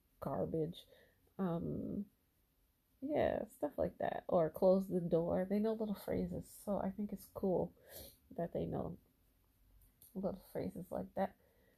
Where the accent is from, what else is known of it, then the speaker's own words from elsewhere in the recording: United States; American born, but with parents from Haiti, Haitian background